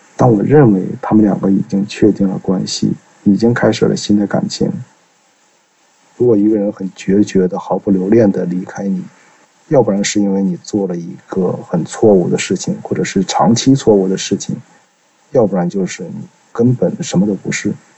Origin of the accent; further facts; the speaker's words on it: Changchun, Jilin, China; 我来自吉林长春，今年三十岁了